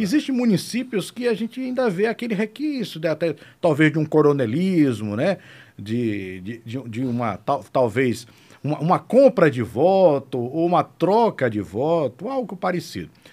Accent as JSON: {"language": "Portuguese", "town": "Salvador", "region": "Bahia", "country": "Brazil", "also_born_or_lived": "Morro do Chapéu, Bahia", "moved": "as an adult", "lives_now": "Aracaju, Brazil", "said": "Eu, eu sou baiano, sou baiano de Salvador, moro aqui em Sergipe há 18 anos"}